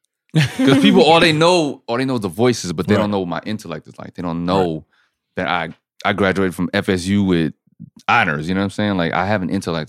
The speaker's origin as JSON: {"language": "English", "country": "Germany", "tie": "born or raised there", "said": "See, I grew up in Germany, so I never identify with any specific team. I'm an Army brat."}